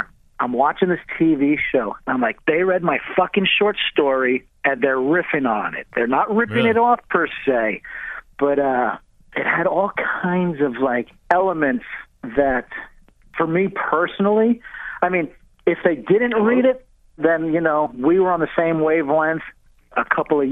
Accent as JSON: {"language": "English", "region": "New York", "country": "United States", "moved": "yes", "said": "I will always be a New Yorker"}